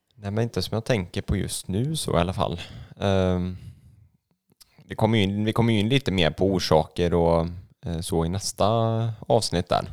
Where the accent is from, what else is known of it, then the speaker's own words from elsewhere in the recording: Gothenburg, Västra Götaland, Sweden; moved away; jag är ju född och uppvuxen i Göteborg